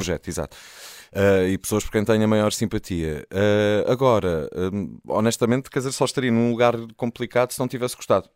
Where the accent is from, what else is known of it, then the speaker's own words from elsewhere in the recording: Azores, Portugal; enquanto português, enquanto açoriano